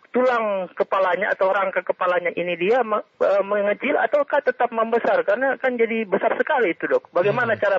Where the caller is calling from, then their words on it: Bolaang Mongondow, North Sulawesi, Indonesia; Selamat siang dari Kabupaten Bolamongondo, Sulawesi. Semenanjung, Sulawesi bagian utara, bukan Sulawesi Selatan.